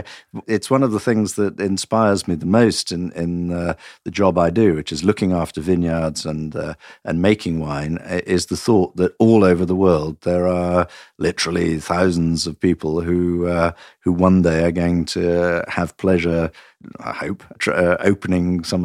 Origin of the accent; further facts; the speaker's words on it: Nottingham, East Midlands, United Kingdom; moved away as an adult; also born or lived in Portugal / France; No, I was born in Nottingham in England, and I was educated and brought up in England. But for the last 23 years, I've been living outside England, in Portugal and in France